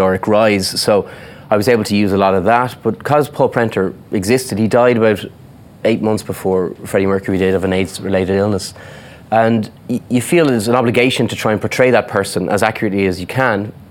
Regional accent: Ireland; accent: Irish

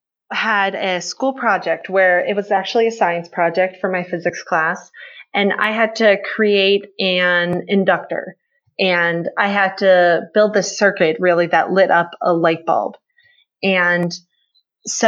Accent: Pittsburgh, Pennsylvania, United States; I grew up in Pittsburgh, Pennsylvania

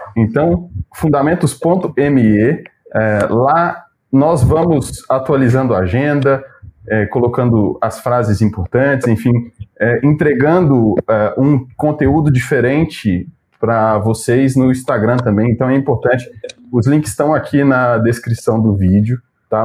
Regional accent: Minas Gerais, Brazil; moved away as an adult; also born or lived in Belo Horizonte; now in São Paulo, Brazil; Eu faço coro com os mineiros dessa live aqui

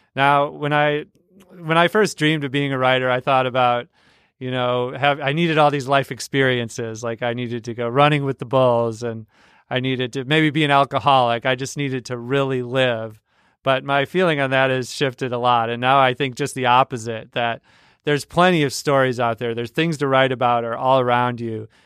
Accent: Mankato, Minnesota, United States; moved away; also born or lived in Saint Louis; when I was growing up in Mankato, Minnesota.

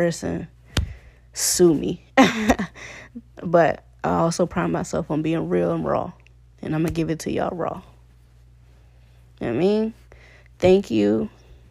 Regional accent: Richmond, Virginia, United States; moved away as an adult; also born or lived in Connecticut; I'm from Virginia, Richmond, Virginia

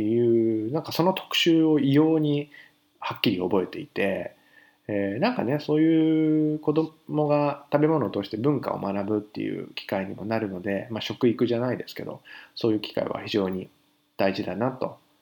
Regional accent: Fukushima, Japan; now in Paris, France; 僕福島県の福島市っていう

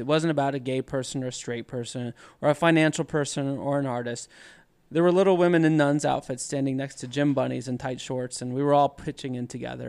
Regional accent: College Station, Texas, United States; I was a boy in College Station, Texas

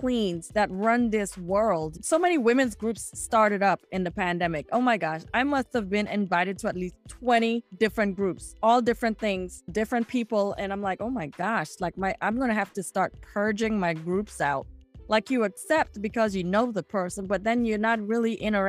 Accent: U.S. Virgin Islands; moved away; some of the dialect that we use in St. Thomas

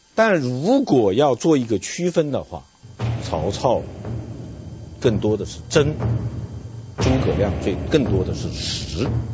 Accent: China; 我们中国人呐，或者说我们传统社会的中国人，有三个梦

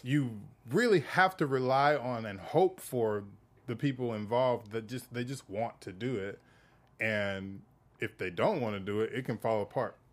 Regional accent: the South, United States; I come from the South.

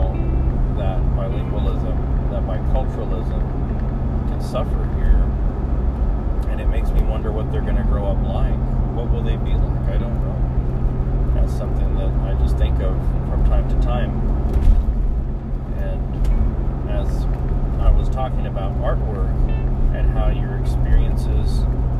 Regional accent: San Antonio, Texas, United States; moved away; in San Antonio, and I'm sure there are other places like it, but Spanish was so openly heard, even in the schools, as a kid. You know, I remember in elementary school, you'd have recess and you hear kids openly speaking Spanish to each other

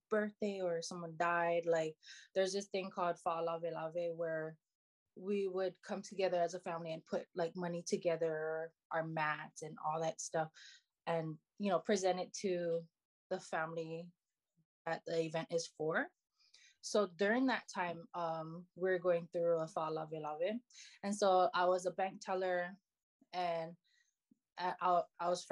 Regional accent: Hilo, Hawaii, United States; now in Oahu, United States; I'm from Hilo, you know, I love Hilo, obviously I'm moving back home

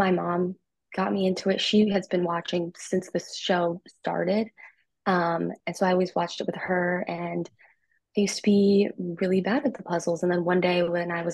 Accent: Burbank, California, United States; I'm from Burbank, California

